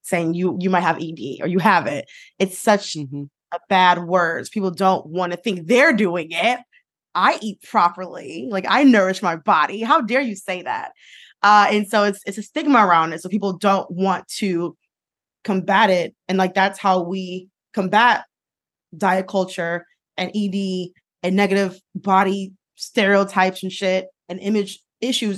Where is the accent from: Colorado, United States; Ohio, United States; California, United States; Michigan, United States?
Michigan, United States; Detroit; growing up in Detroit